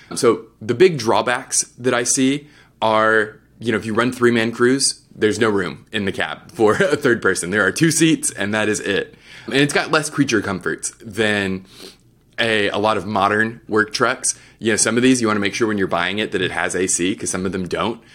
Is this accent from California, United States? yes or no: no; Texas, United States; I'm from Texas